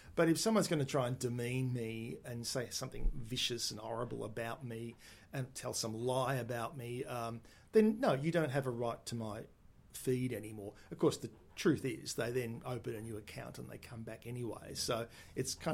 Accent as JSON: {"language": "English", "town": "Melbourne", "region": "Victoria", "country": "Australia", "tie": "born or raised there", "also_born_or_lived": "Adelaide / Sydney / New Zealand", "said": "I was born in the Footscray Hospital, which is now the Western General Hospital. And grew up for the first 10, 11 years in Yarraville"}